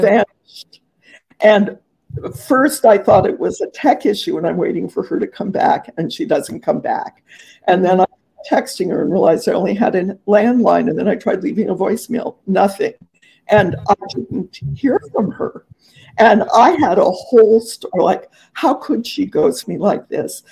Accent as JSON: {"language": "English", "region": "Southern California", "country": "United States", "tie": "born or raised there", "also_born_or_lived": "Los Angeles / Mexico", "moved": "yes", "said": "I grew up in Southern California"}